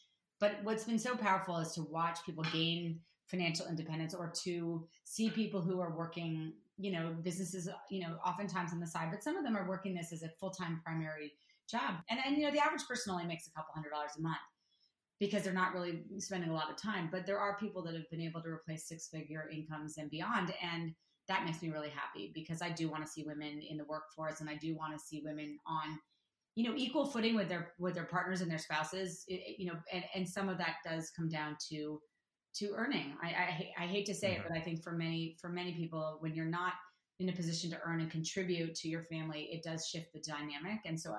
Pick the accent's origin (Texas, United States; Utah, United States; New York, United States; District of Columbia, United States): New York, United States; New York City; now in Los Angeles, United States; I'm a diehard New Yorker. I grew up in New York City.